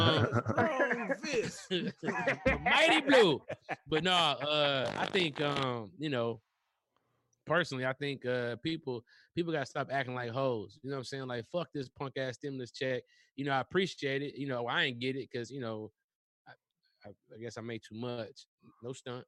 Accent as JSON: {"language": "English", "town": "Detroit", "region": "Michigan", "country": "United States", "tie": "born or raised there", "said": "I'm from Brightmoor. So okay. My family group pretty much lived in Brightmoor since 1972"}